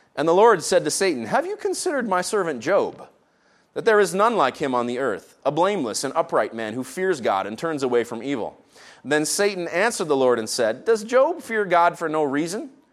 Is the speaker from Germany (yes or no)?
no; Canada; I tried to speak the French I learned in our Canadian school system